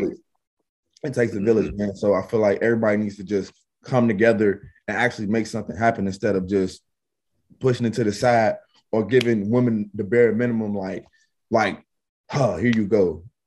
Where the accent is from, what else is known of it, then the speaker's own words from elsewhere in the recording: Chicago, Illinois, United States; I'm from Chicago